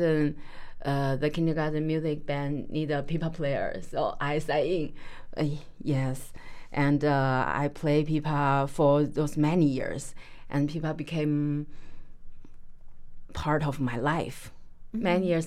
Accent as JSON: {"language": "English", "country": "China", "moved": "yes", "lives_now": "Pittsburgh, United States", "said": "I come from China, and I'm a musician"}